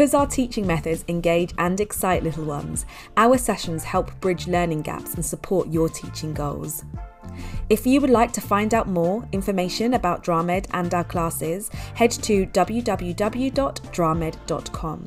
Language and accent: English; London, United Kingdom; we're from the same part of London, UK